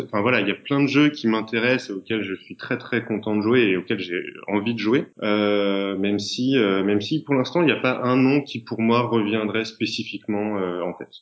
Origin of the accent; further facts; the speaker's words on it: Paris, Île-de-France, France; je suis un petit Parisien